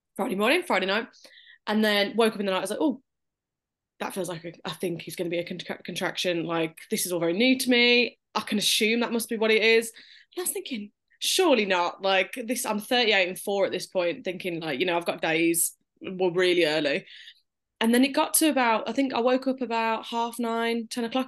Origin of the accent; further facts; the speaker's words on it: Birmingham, West Midlands, United Kingdom; we're from Birmingham, U K, if they couldn't tell by the accent